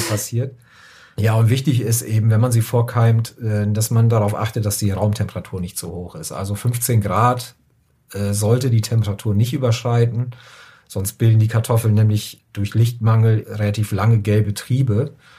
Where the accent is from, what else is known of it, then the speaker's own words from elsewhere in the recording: Germany; now in Upper Rhine, Germany; als gebürtiger aus Friese